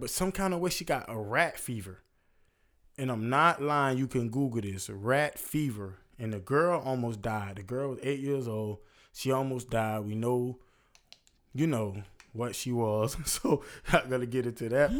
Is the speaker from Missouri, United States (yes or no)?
no; Florida, United States; I'm from Florida